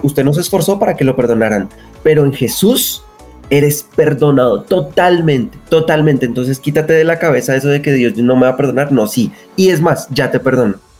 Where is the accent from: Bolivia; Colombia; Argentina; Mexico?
Colombia; Bogotá; nacido en la ciudad de Bogotá.